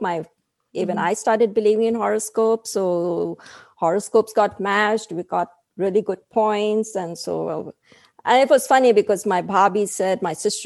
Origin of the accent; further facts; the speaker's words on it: Mumbai, Maharashtra, India; moved away as an adult; now in United States; where I grew up in Bombay